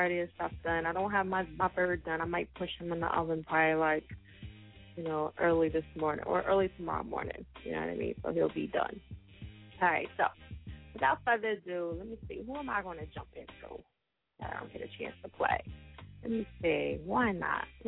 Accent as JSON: {"language": "English", "region": "New Jersey", "country": "United States", "moved": "yes", "lives_now": "Pennsylvania, United States", "said": "I'm originally from Jersey. you know, and reside in PA."}